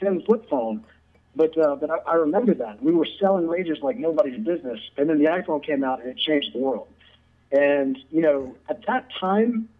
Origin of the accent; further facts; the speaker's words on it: Jackson, Mississippi, United States; also born or lived in Memphis, Tennessee / Clinton, Mississippi; So I am from Jackson, Mississippi, born and raised, and I've actually lived here the vast majority of my life.